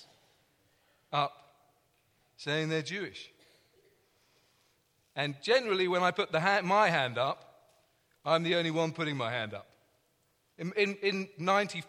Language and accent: English; London, United Kingdom; accent: English; I'm from London, and that means I have an English accent